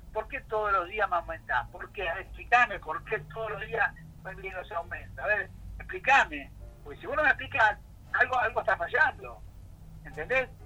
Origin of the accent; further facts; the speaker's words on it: Buenos Aires, Argentina; Los porteños tenemos la culpa